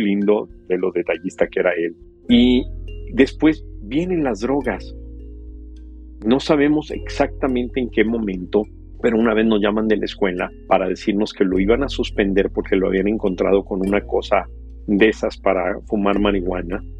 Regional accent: Mexico; moved away; yo crecí en México

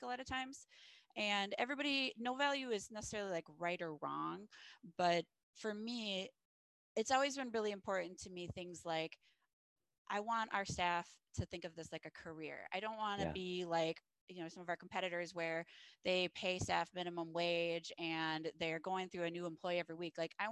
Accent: Cottage Grove, Minnesota, United States; Minnesota, the Twin Cities. So I grew up in Cottage Grove.

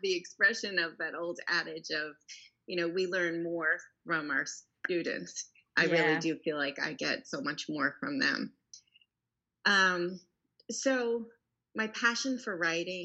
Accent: Long Island, New York, United States; now in Houston, United States; I grew up in New York on Long Island

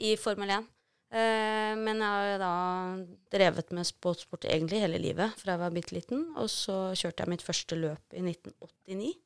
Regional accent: Norway; som nordmann

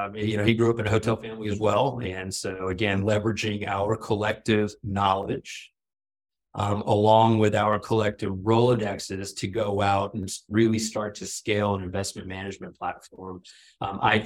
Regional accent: Florida, United States; also born or lived in Toronto, Canada; I was born in Toronto. We moved to Florida when I was, in kindergarten, not even kindergarten, like pre-K

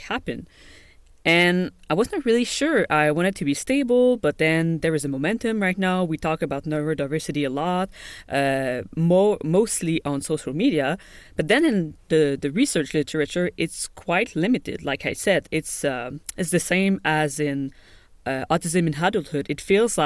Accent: Montreal, Quebec, Canada; I grew up in Canada, in Montreal, Quebec.

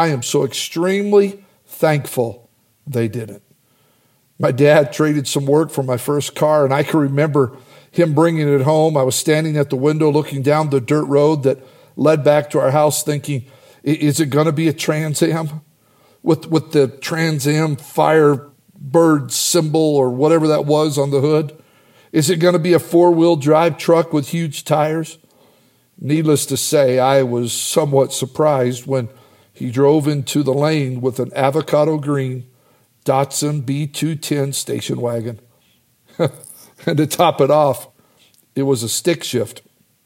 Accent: Idaho, United States; I grew up in Idaho in farm country

